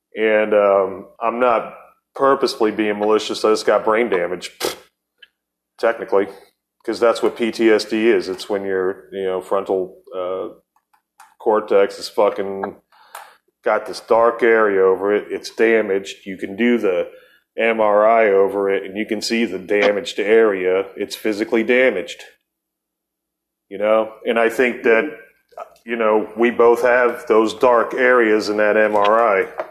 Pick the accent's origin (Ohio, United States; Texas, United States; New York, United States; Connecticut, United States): Ohio, United States; Akron; moved away; also born or lived in Barberton, Ohio; we're both from Akron, Ohio